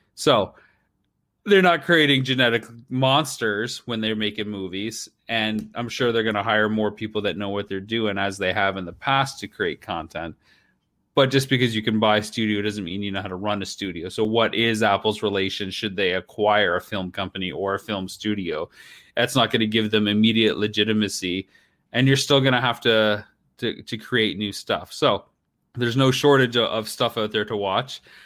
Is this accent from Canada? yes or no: yes; Canada; I'm a Canadian filmmaker